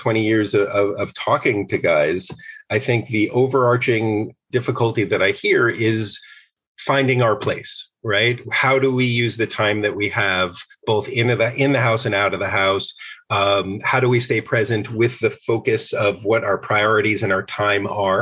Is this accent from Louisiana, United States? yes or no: no; outside of New York City, United States; I grew up outside of New York City.